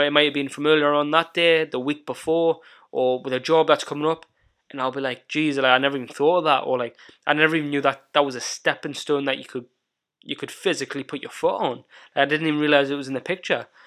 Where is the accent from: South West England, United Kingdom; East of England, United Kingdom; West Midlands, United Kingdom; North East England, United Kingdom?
North East England, United Kingdom; Northumberland; also born or lived in North of Scotland; my hometown where I was brought up in Northumberland